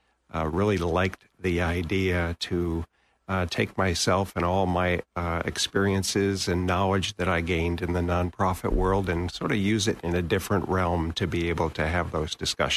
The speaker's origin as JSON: {"language": "English", "region": "New England", "country": "United States", "tie": "born or raised there", "moved": "yes", "lives_now": "Florida, United States", "said": "I was born and raised in New England and spent 26 years in Western New York in the Buffalo-Rochester area."}